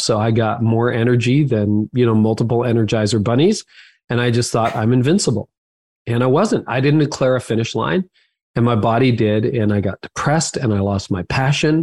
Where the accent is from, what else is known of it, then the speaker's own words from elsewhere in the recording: Canada; I'm Canadian